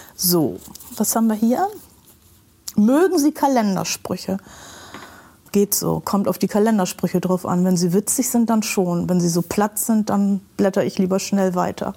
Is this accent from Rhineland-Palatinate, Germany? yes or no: no; Bremen, Germany; ich bin in Bremen geboren und eigentlich hier sehr verwurzelt und wollte nie woanders hin